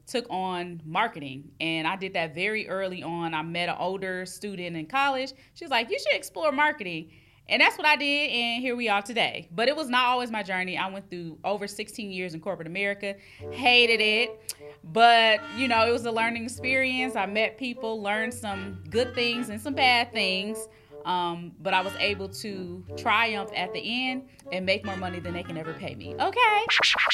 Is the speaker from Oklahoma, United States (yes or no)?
no; Long Beach, California, United States; I am from Long Beach, California, the east side to be exact